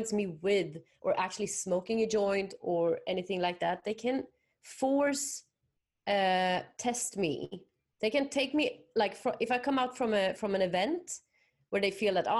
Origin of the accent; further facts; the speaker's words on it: Sweden; moved away as an adult; also born or lived in Paris, France / Bali, Indonesia; now in Spain; when I was 20, I moved from Sweden